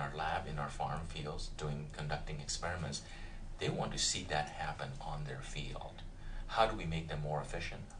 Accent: Punjab, India; moved away as an adult; now in United States; I grew up in India, in the north, central part, and originally from the state of Punjab

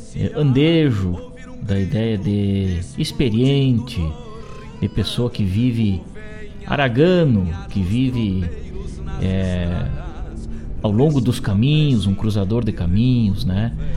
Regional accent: Rio Grande do Sul, Brazil; na cidade de São Borja, na fronteira do nosso estado, do nosso Brasil

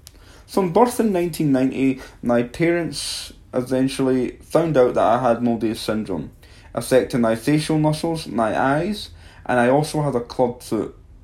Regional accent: Livingston, Scotland, United Kingdom; born there; I was born in Livingston, Scotland. As a kid growing up, my family always made me feel special

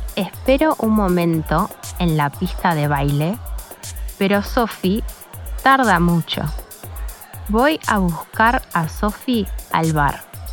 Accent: Montevideo, Uruguay; soy de Montevideo, la capital de Uruguay

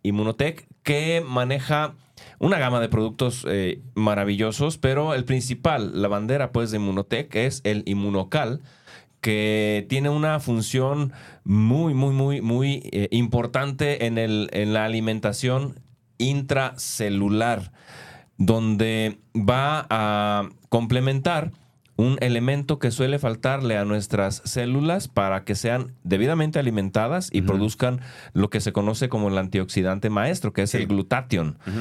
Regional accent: Guadalajara, Jalisco, Mexico; Yo, nací en Guadalajara, producto de papás que se vinieron casados del rancho

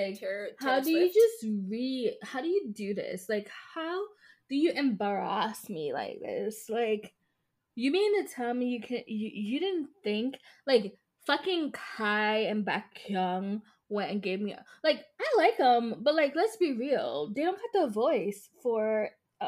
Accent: Jamaica; me as a Jamaican

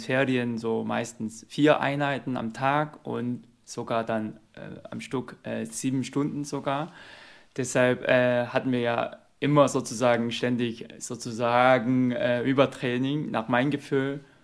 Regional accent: South Korea; now in Germany; ich habe in Korea äh, Taekwondo Leistungssport gemacht und in der Schule sogar.

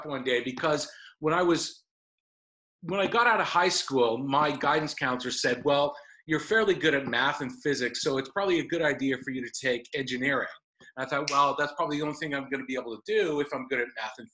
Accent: Calgary, Alberta, Canada; moved away as an adult; also born or lived in Los Angeles / Vancouver; I grew up with in Calgary, Alberta, in Canada

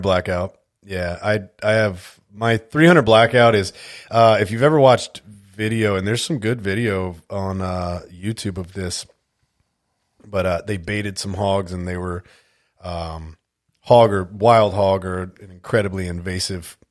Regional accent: California, United States; moved away as an adult; also born or lived in Las Vegas, Nevada / Grand Forks, North Dakota / Alaska; I was born and raised in California

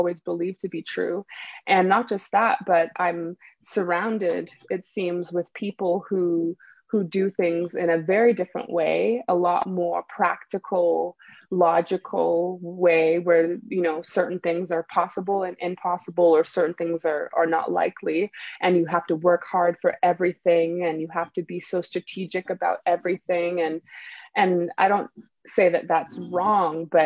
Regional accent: Canada; moved away as an adult; also born or lived in Nigeria; now in California, United States; I was born in Nigeria. I grew up in Canada, and now I live in California

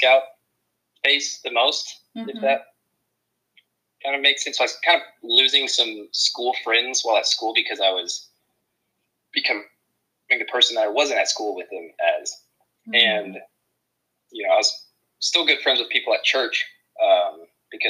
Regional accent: Amarillo, Texas, United States; As many people in Amarillo, Texas grew up, I was raised in a church with a really good family around me.

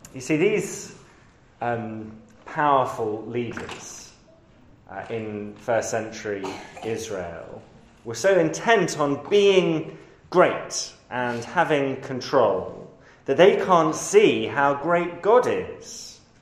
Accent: London, United Kingdom; I grew up in London, on the highest hill in London

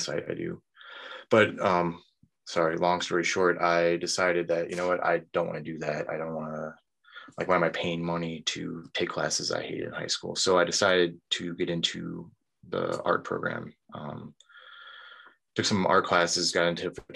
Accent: North Aurora, Illinois, United States; also born or lived in Downers Grove, Illinois / Woodridge, Illinois; we moved out to North Aurora, which is a separate village just to the north of Aurora. So that's where I grew up, basically. Lived there until I graduated high school

